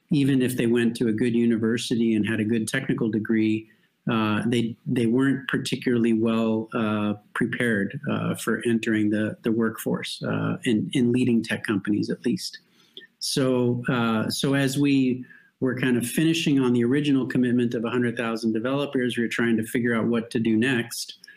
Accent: Mexico; now in Europe; I was born to American parents, but I was raised in Mexico.

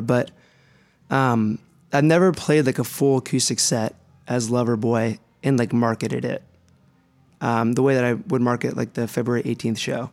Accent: Youngstown, Ohio, United States; moved away as an adult; I'm from Youngstown, Ohio. Uh, I went to college there and everything. Growing up

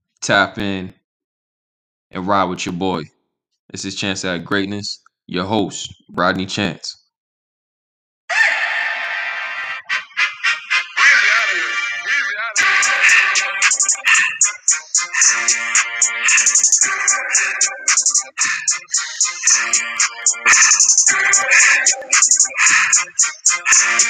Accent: Boston suburbs, Massachusetts, United States; I was born in Boston, Brigham Women's Hospital. I think I lived in the city for 2 or 3 days, my mom said. But I lived in the suburbs my whole life

